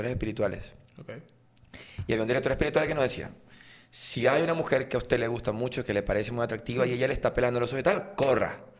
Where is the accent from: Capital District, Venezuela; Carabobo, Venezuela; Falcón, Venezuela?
Carabobo, Venezuela; Valencia; also born or lived in Sarare, Lara; yo soy de la parroquia La, Candelaria, del centro de Valencia.